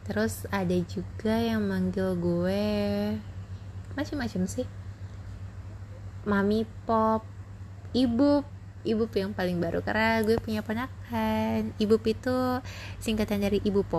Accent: Parung Panjang, West Java, Indonesia; also born or lived in Rangkasbitung; gue lahirnya di Rangkas gue juga pernah tinggal di Rangkas Bitung uh, di Banten gitu kan itu dari SD kelas kelas 2 sampai kelas 6 gue di Rangkas abis itu gue cowok lagi ke Parung

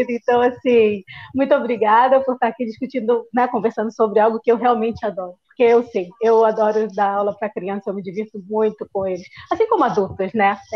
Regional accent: Rio de Janeiro, Brazil; now in Seville, Spain; eu sou do Rio

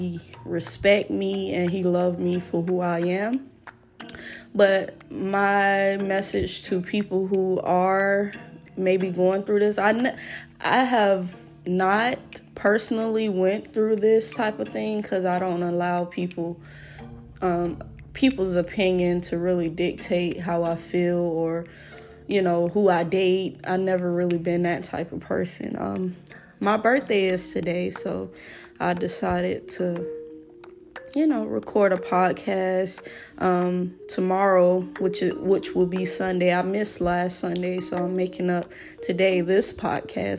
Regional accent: United States; I'm African American, so my roots are definitely Black or African.

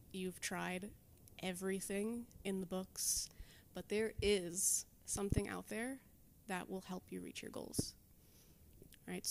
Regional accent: Levittown, New York, United States; also born or lived in Delaware; now in Long Beach, United States; On Long Island, so I grew up in Levittown

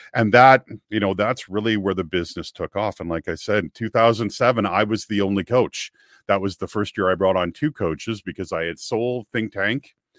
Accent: Kamloops, British Columbia, Canada; moved away as an adult; also born or lived in Vancouver, Canada; my hometown, which is a place called Kamloops, B C, it's an interior town about three hours north of Vancouver

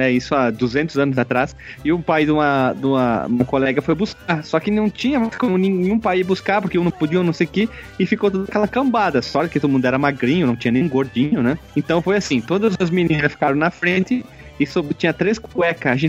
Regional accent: Rio Grande do Sul, Brazil; já que eu sou do Rio Grande do Sul?

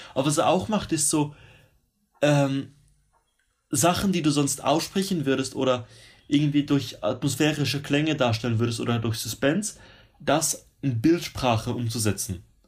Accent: Switzerland; moved away as an adult; now in Sydney, Australia; ich als Schweizer

